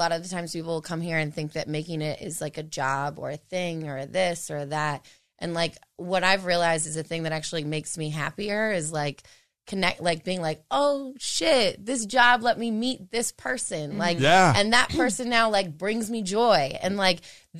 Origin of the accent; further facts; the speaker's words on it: California, United States; I'm from Cali.